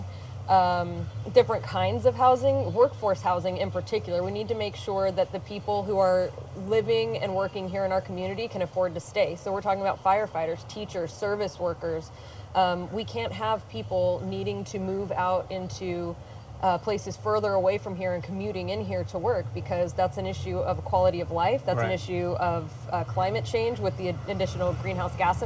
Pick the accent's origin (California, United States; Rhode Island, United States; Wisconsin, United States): California, United States; Santa Cruz County; also born or lived in Vallejo, California; My family's been here in Santa Cruz County for four generations. I'm the only person in my family who wasn't born at Dominican. I was born at Travis Air Force Base in Vallejo